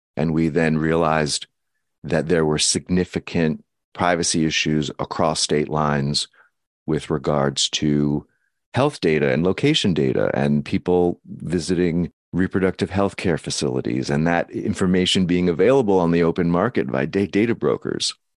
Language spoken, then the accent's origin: English; United States; as an American